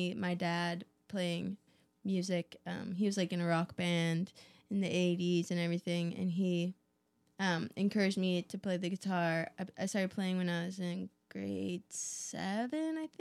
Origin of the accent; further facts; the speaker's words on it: Vancouver, British Columbia, Canada; now in California, United States; I'm from Canada, originally Vancouver area. And I grew up playing music with my family